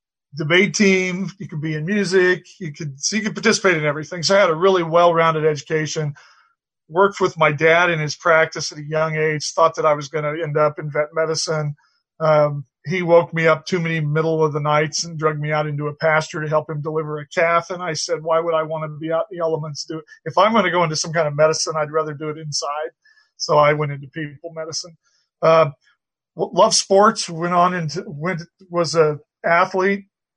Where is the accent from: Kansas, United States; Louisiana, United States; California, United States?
Kansas, United States; Colby; I'm old now, but when I was young, I was born and raised in Colby, Kansas, out on the Oasis on the Plains out west.